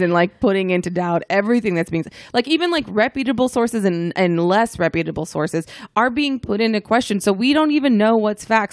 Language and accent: English; the South, United States; I grew up in the South and it's very conservative